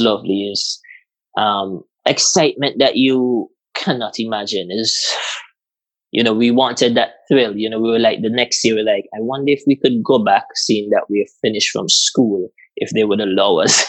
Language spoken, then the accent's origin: English; Antigua & Barbuda; moved away; I'm from Antigua